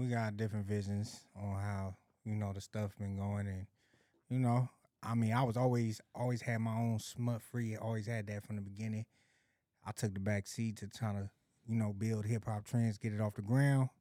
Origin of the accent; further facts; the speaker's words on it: Los Angeles, California, United States; also born or lived in Arizona; Moms came out here ninety-one, ninety-two. I came right along with her